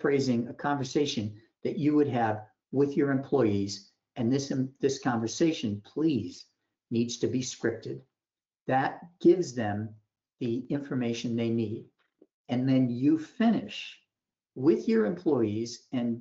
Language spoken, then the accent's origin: English; Boston, Massachusetts, United States; I'm from Boston